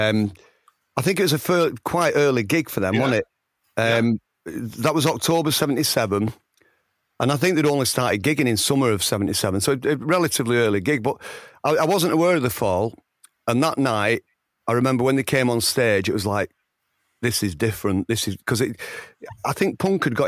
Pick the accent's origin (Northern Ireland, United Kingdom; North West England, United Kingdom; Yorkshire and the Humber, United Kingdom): North West England, United Kingdom; Oldham; accent: Oldham; I'm from Oldham. I've got this bloody impediment, haven't I? The Oldham accent